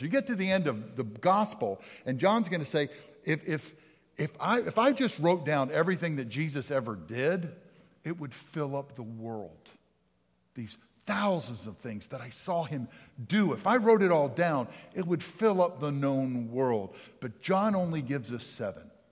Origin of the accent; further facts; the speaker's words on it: Pennsylvania, United States; moved away; I grew up in Pennsylvania